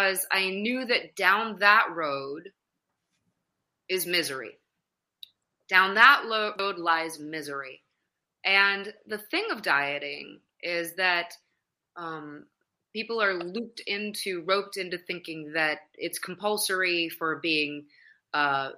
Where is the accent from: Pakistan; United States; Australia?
United States; Madison, Wisconsin; I grew up in the Midwest, so I'm originally from Madison, Wisconsin